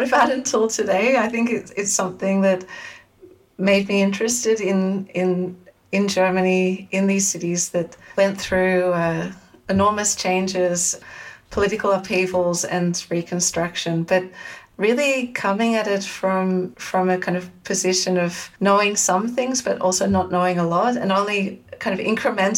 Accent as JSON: {"language": "English", "town": "Sydney", "region": "New South Wales", "country": "Australia", "tie": "born or raised there", "moved": "as an adult", "lives_now": "Amsterdam, Netherlands", "said": "So I'm originally from Sydney in Australia. So I grew up and lived there until my early 20s"}